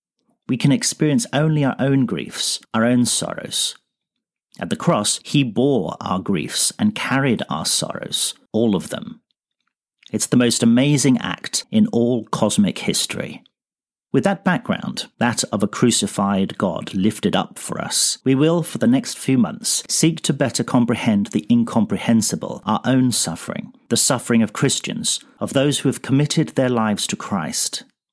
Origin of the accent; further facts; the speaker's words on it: Sri Lanka; also born or lived in England; now in Iceland; I'm this quarter's principal contributor. I grew up in Sri Lanka as a missionary kid and worked as a pastor in England before becoming conference president in Iceland